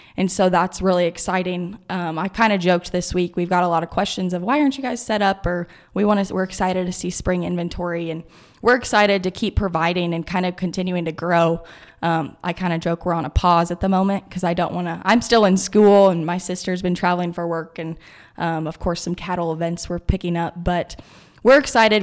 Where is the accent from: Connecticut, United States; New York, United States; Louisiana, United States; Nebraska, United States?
Nebraska, United States; Kearney; here in my hometown in Kearney.